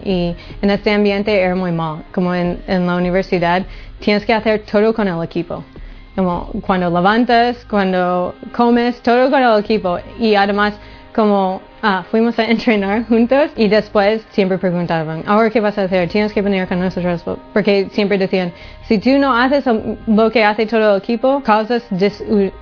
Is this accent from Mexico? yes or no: no; Honolulu, Hawaii, United States; moved away; Nací en Honolulu, Hawaii.